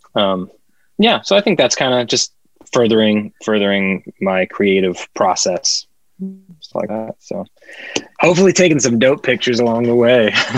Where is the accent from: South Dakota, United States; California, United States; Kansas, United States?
Kansas, United States; now in Los Angeles, United States; growing up in Kansas, there was definitely mosquitoes in Kansas